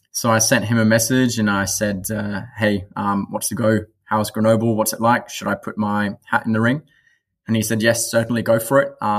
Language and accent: English; New Zealand; now in France; obviously, being a being a Kiwi, rugby was never too far far